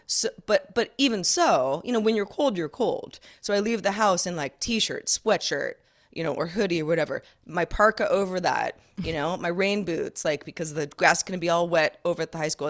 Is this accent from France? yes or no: no; Sonoma County, California, United States; moved away as an adult; also born or lived in Los Angeles, California; Growing up in Sonoma County, California, where I live now